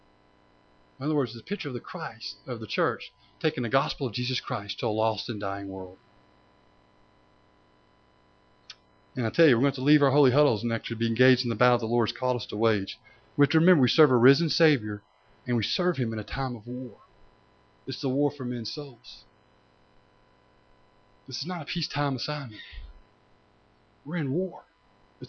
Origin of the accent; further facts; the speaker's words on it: Tennessee, United States; when I was growing up in Tennessee